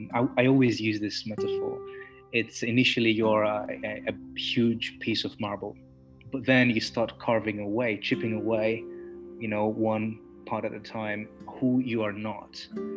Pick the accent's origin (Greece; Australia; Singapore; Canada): Greece; I'm a Hellenistic pagan. I was born in Greece. I was born a few kilometers away from the biggest temple of Dionysus.